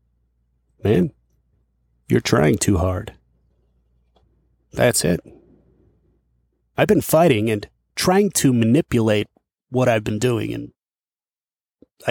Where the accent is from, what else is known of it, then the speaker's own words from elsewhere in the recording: Dubuque, Iowa, United States; moved away; I'm back in my hometown of Dubuque, Iowa